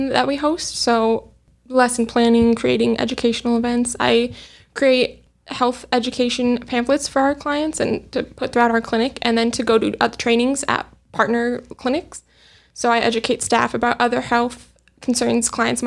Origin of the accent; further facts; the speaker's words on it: Montana, United States; moved away as an adult; also born or lived in Minnesota; now in Tucson, United States; I'm originally from Montana, and that is where I drove down from.